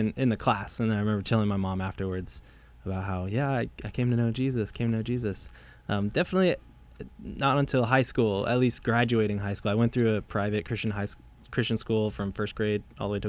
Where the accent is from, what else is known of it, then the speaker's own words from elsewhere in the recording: Arvada, Colorado, United States; We grew up in Arvada, Colorado. This is a suburb of Denver